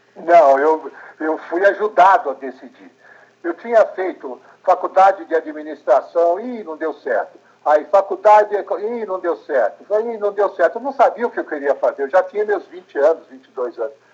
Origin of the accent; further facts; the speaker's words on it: São Paulo, Brazil; Eu nasci em São Paulo, eh, em 1948